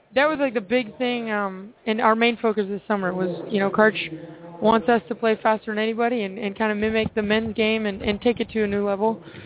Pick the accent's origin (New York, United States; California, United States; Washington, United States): Washington, United States; Seattle; I'm from Seattle